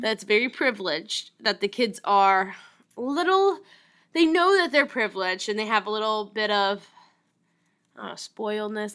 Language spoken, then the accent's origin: English; New Orleans, Louisiana, United States; moved away; I grew up in New Orleans, Louisiana